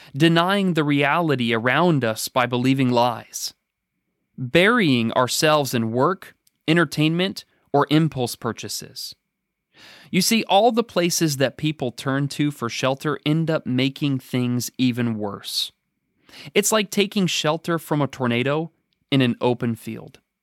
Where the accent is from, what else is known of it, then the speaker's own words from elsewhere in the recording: Oregon, United States; now in Danville, United States; growing up in Oregon